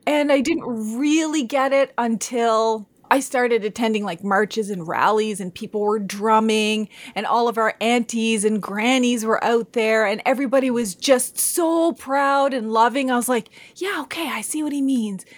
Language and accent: English; Canada; I'm Indian, Mi'kmaq